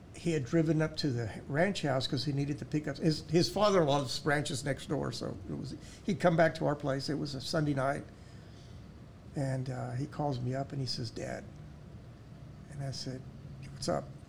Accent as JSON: {"language": "English", "country": "United States", "said": "I'm an American."}